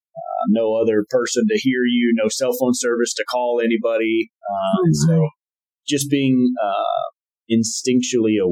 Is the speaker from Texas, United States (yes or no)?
yes; Texas, United States; moved away as an adult; also born or lived in Connecticut; now in Montana, United States; growing up in Texas